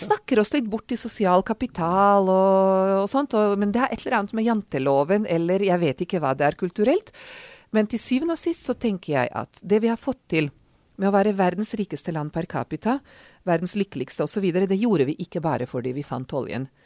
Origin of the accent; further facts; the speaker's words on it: Serbia; Norwegian is a second language; also born or lived in Oslo, Norway / Oxford, United Kingdom; now in Norway; jeg er ungarsk, men har vokst opp i Serbia, eller Jugoslavia som det var den gang